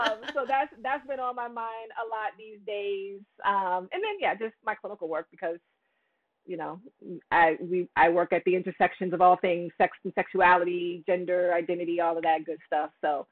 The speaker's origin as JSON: {"language": "English", "region": "Virginia", "country": "United States", "tie": "born or raised there", "said": "For the second half of my childhood, I came up to Northern Virginia. So that got me into the DMV area, and grew up right around Dulles Airport, and went away for all my schooling and then came back. And now I'm in Maryland."}